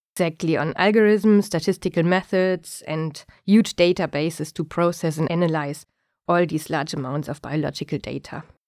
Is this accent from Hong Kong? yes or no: no; Germany; moved away as an adult; also born or lived in Singapore; now in Stockholm, Sweden; I was born in Germany, where I also grew up.